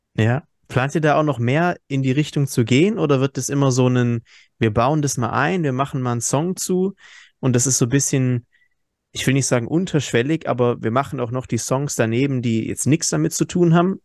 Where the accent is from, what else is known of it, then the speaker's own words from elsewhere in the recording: Hesse, Germany; wir kommen ja aus Hessen